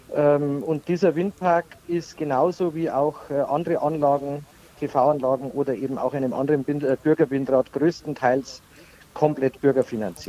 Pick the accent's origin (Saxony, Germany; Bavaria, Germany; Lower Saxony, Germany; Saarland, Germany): Bavaria, Germany; Pfaffenhofen district; im Landkreis Pfaffenhofen, ist, äh, meine Heimatregion